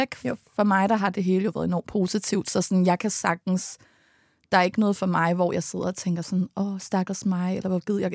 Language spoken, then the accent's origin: Danish; Allerød, Capital Region of Denmark, Denmark; som vi er vokset op med, da vi var små i Allerød